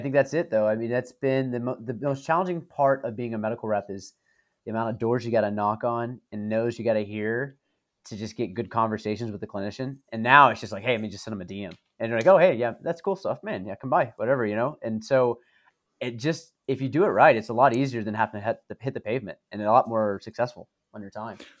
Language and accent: English; the South, United States; as a Southerner